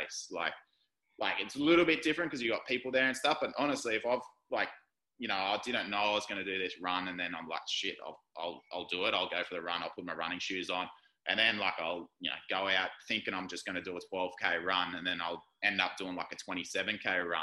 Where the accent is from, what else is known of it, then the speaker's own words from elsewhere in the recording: Gold Coast, Queensland, Australia; I was born on the Gold Coast